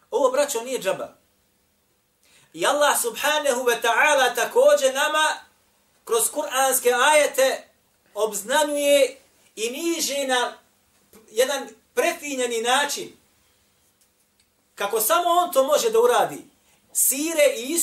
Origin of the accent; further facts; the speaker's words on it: Bosnia & Herzegovina; ovdje kod nas u Bosni